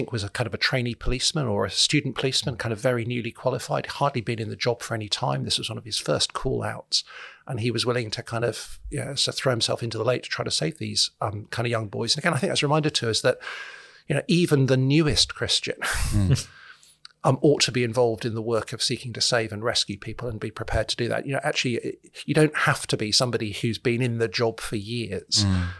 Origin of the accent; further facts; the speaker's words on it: Solihull, West Midlands, United Kingdom; I grew up in Solihull, so this is an area that I know